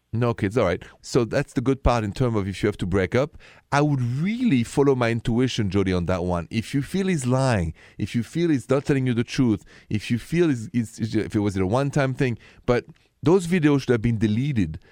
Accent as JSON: {"language": "English", "country": "France", "accent": "French", "second_language": "English", "said": "with my French accent"}